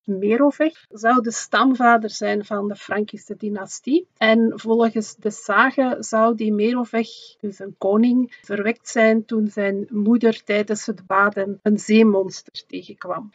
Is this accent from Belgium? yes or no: yes; Flanders, Belgium; bij ons in Vlaanderen